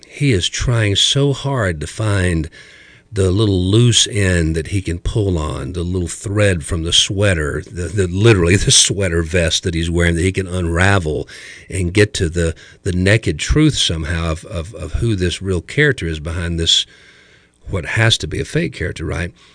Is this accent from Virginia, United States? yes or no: no; small town outside of Dayton, Ohio, United States; also born or lived in West Georgia; now in Chattanooga, United States; I was raised up in Ohio, in a small little Midwestern town outside of Dayton